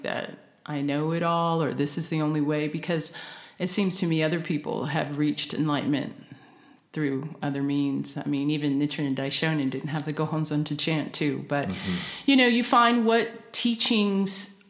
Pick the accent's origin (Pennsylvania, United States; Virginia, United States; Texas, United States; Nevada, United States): Nevada, United States; Las Vegas; I grew up in Las Vegas.